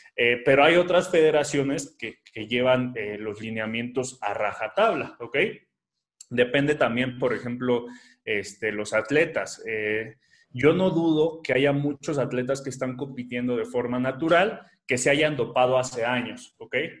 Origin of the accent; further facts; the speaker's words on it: Mexico; aquí en mi país